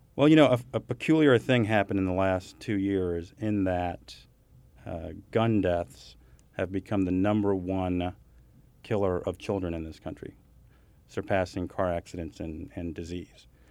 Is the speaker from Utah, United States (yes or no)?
no; Kansas City, Missouri, United States; I'm from Kansas City